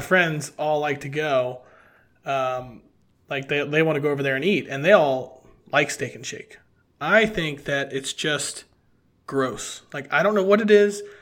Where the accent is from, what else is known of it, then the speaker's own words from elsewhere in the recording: Cincinnati, Ohio, United States; growing up in Cincinnati